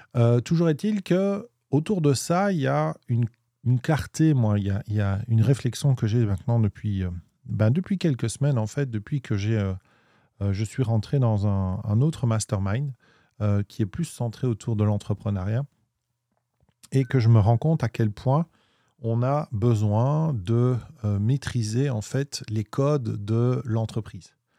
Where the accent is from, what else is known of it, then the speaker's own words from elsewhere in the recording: Belgium; on est belge, on dit 8